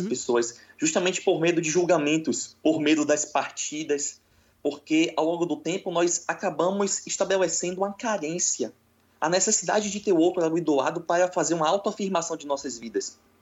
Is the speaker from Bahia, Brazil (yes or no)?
yes; Salvador, Bahia, Brazil; sou de Salvador, na Bahia, uma terra muito boa